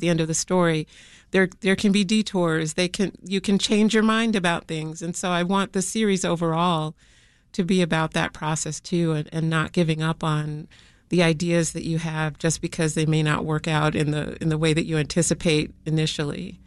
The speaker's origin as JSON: {"language": "English", "town": "Chicago", "region": "Illinois", "country": "United States", "tie": "born or raised there", "said": "growing up on the South Side of Chicago"}